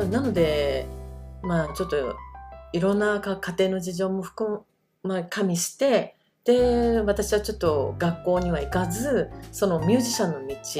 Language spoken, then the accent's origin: Japanese; Japan; first language Japanese; 日本生まれ日本育ちのあのルーツは韓国になりまして、はい、はい、日本語教育を受けてあの育っておりますので母国語は日本語になります。